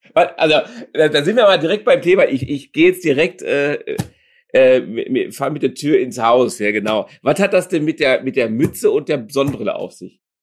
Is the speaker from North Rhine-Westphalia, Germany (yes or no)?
yes; Dortmund, North Rhine-Westphalia, Germany; ich bin ja auch Dortmunder, echter Dortmunder